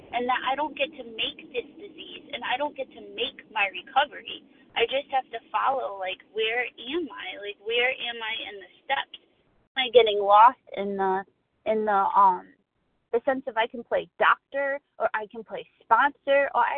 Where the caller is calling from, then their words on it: Connecticut, United States; I'm calling from Connecticut.